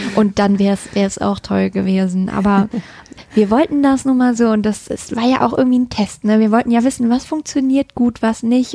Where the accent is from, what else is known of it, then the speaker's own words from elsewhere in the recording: North Rhine-Westphalia, Germany; finde meine Heimat jetzt ländlicher und idyllischer